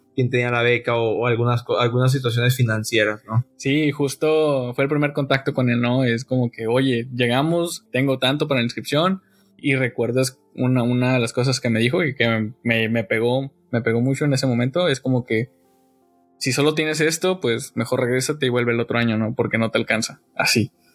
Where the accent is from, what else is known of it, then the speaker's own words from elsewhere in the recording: Veracruz, Mexico; moved away as an adult; now in Monterrey, Mexico; Yo soy de Veracruz, ahí nací, estuve ahí hasta los 18 años.